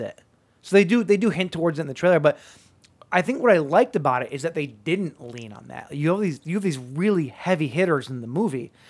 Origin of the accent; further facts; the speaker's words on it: United States; I'm American